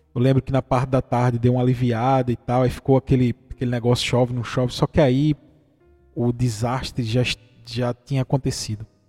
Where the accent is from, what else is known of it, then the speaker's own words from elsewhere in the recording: Pernambuco, Brazil; como pernambucano